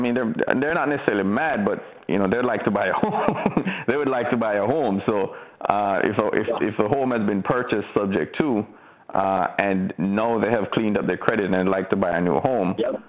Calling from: Melbourne, Florida, United States; No. Melbourne local, not too far from where Ron is.

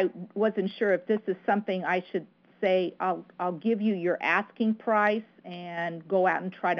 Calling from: Connecticut, United States; Hi, Ron. I'm in Connecticut.

